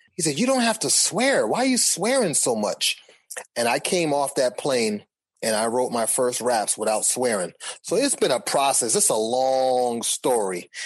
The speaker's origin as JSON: {"language": "English", "town": "Boston", "region": "Massachusetts", "country": "United States", "tie": "born or raised there", "said": "I grew up in Boston."}